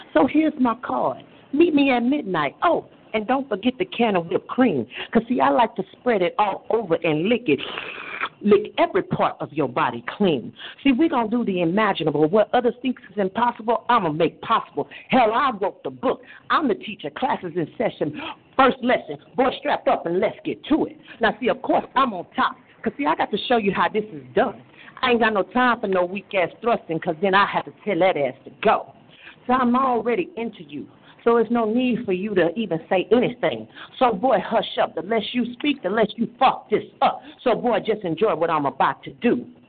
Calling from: Houston, Texas, United States; I am calling from Houston, Texas.

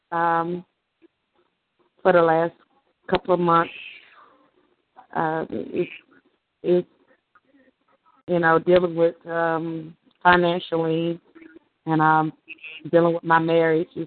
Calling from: Mississippi, United States

